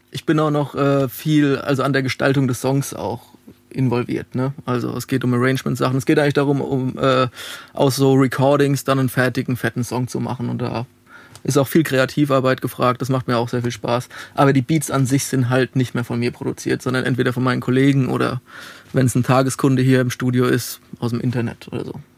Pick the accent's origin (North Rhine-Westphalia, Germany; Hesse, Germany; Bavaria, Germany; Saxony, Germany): Bavaria, Germany; Alzenau; moved away as an adult; also born or lived in Darmstadt / Dieburg; now in Frankfurt, Germany; Ich komme aus Alzenau. Das liegt zwischen Aschaffenburg und Hanau.